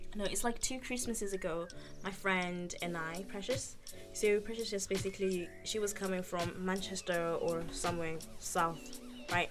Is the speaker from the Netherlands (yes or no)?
no; Zimbabwe; now in United Kingdom; born in Zimbabwe and I was raised in Zimbabwe partially and then moved to the UK